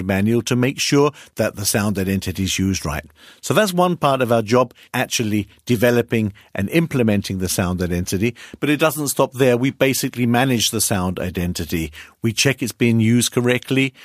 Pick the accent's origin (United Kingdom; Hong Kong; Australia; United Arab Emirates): United Kingdom; now in Hamburg, Germany; I'm British